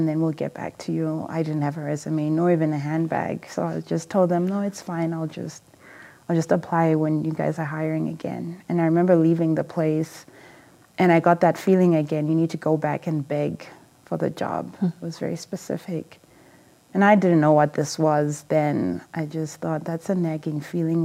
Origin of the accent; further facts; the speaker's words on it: Zimbabwe; moved away; also born or lived in England; I'm from Zimbabwe, originally, and I grew up in a small family